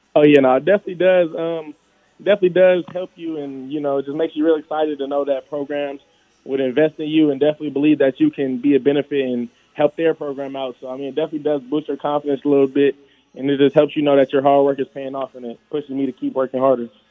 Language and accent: English; Las Vegas, Nevada, United States; born or raised there